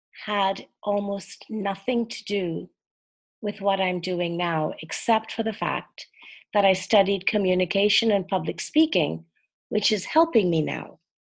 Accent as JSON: {"language": "English", "country": "Trinidad & Tobago", "tie": "born or raised there", "moved": "as an adult", "said": "I was born and grew up in Trinidad and Tobago in the West Indies. It's a country made up of two islands, right off the coast of Venezuela."}